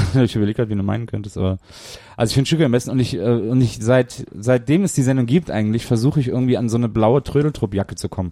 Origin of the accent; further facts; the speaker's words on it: Cologne, North Rhine-Westphalia, Germany; ich komme ja aus Köln